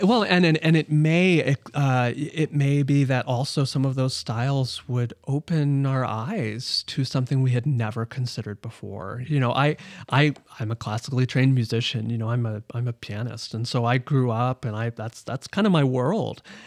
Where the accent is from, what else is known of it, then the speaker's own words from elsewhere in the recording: Omaha, Nebraska, United States; moved away as an adult; growing up in Omaha, Nebraska